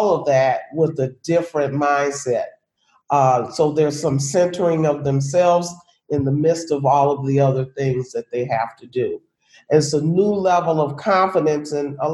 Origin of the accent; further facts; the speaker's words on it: Chicago, Illinois, United States; I am born and raised, or was born and raised in Chicago, Illinois